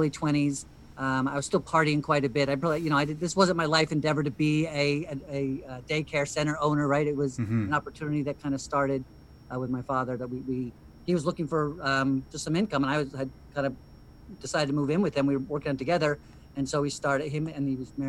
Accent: New Jersey, United States; moved away as an adult; also born or lived in South Carolina; I grew up in New Jersey

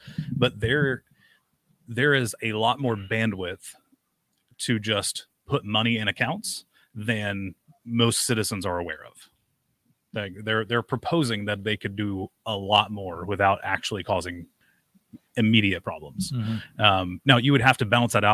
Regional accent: Fort Lauderdale, Florida, United States; now in Alabama, United States; I'm from Fort Lauderdale originally

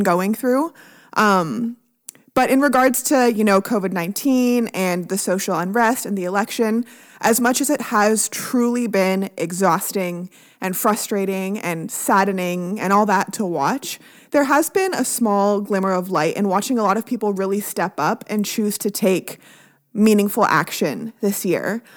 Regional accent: Canada; now in United States; I'm Canadian

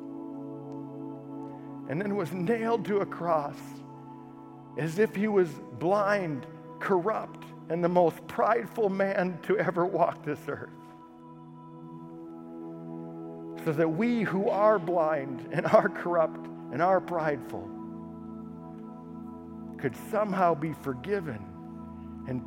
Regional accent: United States; as American Christians

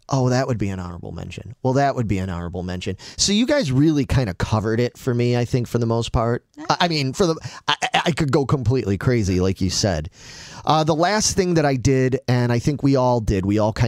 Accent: Chicago, Illinois, United States; growing up in Chicago

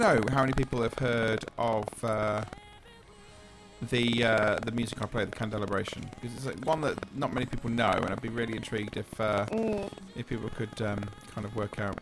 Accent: England, United Kingdom; we're English

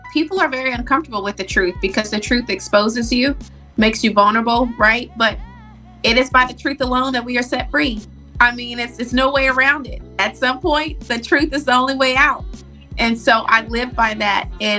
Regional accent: the South, United States; But it is traditional. I was raised in the South, so it's very normal for people to marry very

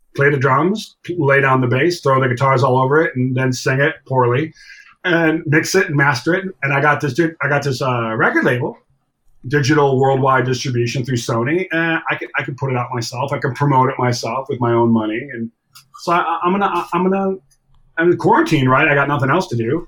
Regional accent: Buffalo, New York, United States; moved away; also born or lived in Toronto, Canada / Los Angeles; growing up in Buffalo

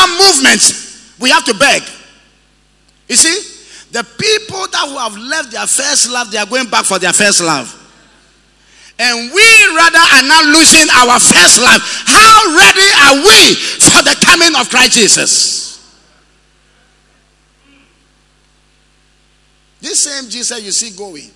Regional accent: Tegbi, Volta, Ghana; moved away; I was in my hometown the other day, Tegbi

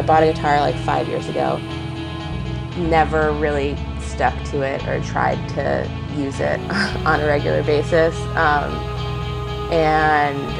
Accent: United States; I grew up like right outside of New York City

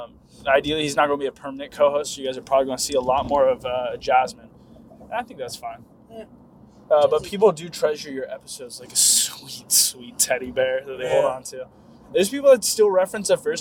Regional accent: Antioch, California, United States; my hometown, Antioch

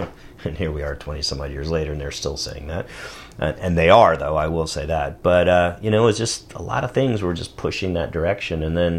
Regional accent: Saratoga, California, United States; also born or lived in Germany; Because I grew up in Saratoga. Part of my life before Germany was over in the Silicon Valley.

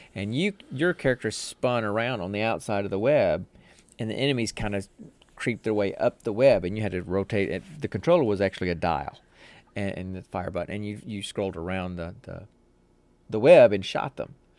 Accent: United States; I'm old and I'm American

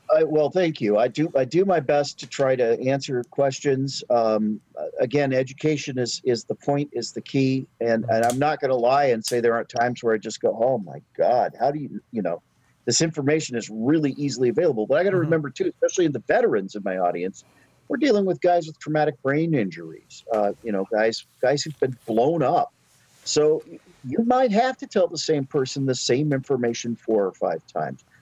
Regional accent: Alaska, United States; moved away as an adult; also born or lived in Oregon / Florida / Washington / Colorado; now in North Carolina, United States; I grew up in Alaska, went to college in Oregon, went back to Alaska, joined the Navy

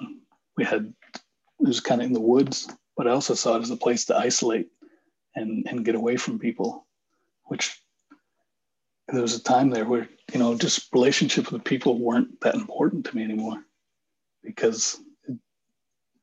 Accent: Bath, Maine, United States; moved away as an adult; now in Nashville, United States; my hometown, which was where we live in Bath, Maine

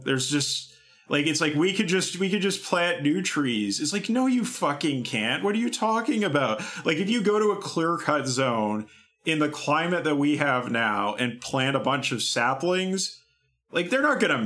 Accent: Kamloops, British Columbia, Canada; moved away; The river, the Thompson River that runs through Kamloops, my hometown

